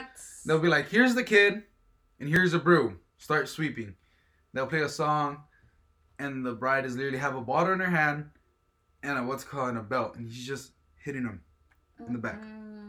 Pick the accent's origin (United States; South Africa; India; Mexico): Mexico; moved away; Our town that where I'm from Mexico, it's about only 3,000, 4,000 people.